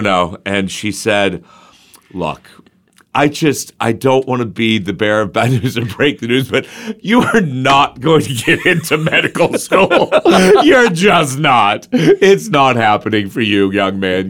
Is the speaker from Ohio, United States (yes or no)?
yes; Zanesville, Ohio, United States; also born or lived in Crooksville, Ohio; I grew up in Crooksville and Zanesville.